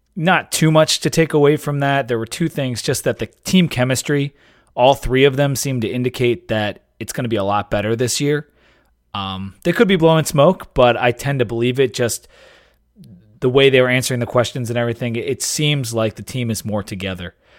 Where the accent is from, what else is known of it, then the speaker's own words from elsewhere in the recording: Delaware, United States; Delaware State, you know, my home state